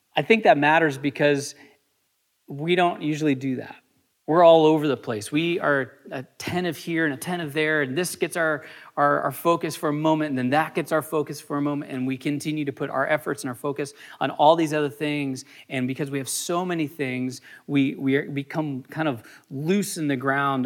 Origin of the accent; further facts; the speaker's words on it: United States; as a American culture